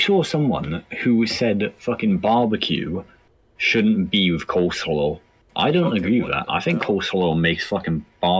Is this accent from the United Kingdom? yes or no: yes; Wales, United Kingdom; I'm from Wales.